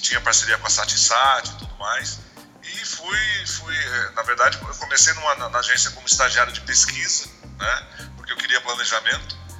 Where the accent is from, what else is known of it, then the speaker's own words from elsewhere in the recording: interior of São Paulo state, Brazil; moved away as an adult; now in São Paulo, Brazil; eu não sou de São Paulo, sou do interior também, mas eu acabei vindo para São Paulo e fiquei aqui em São Paulo